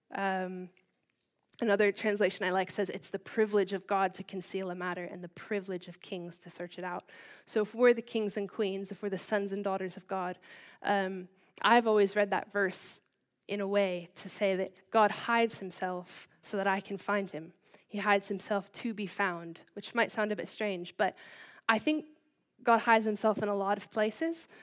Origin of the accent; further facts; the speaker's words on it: Baltimore, Maryland, United States; moved away as an adult; also born or lived in California; now in Bishop's Stortford, United Kingdom; I'm from Baltimore, uh, Maryland, which is on the East Coast. Um, I grew up there with my older brother